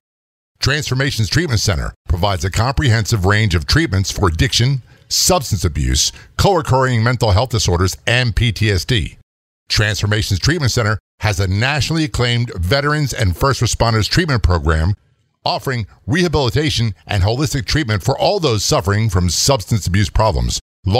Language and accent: English; Maryland, United States; I came from Southern Maryland up to Baltimore in 1980